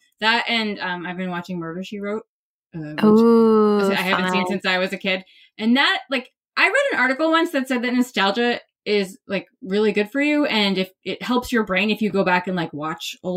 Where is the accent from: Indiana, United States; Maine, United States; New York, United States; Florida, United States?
Maine, United States; I'm from Maine